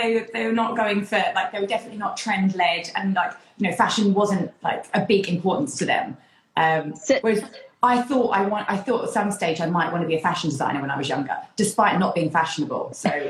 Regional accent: Essex, East of England, United Kingdom; growing up in Essex

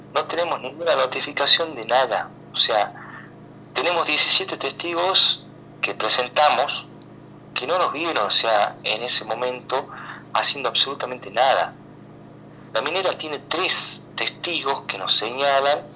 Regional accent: Argentina; los argentinos

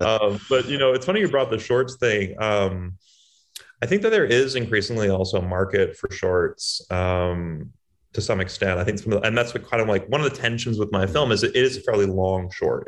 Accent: Boston, Massachusetts, United States; I'm from Boston

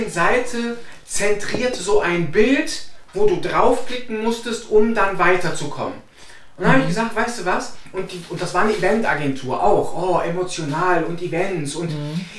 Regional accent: Cologne, North Rhine-Westphalia, Germany; weil wir kommen aus Köln, wir leben in Köln, wir arbeiten in Köln.

